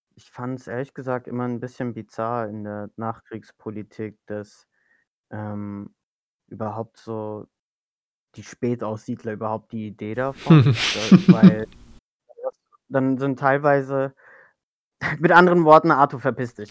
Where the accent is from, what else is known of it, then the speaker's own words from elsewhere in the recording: Germany; first language German; ich bin in Deutschland aufgewachsen. Ich spreche auch gar kein Türkisch.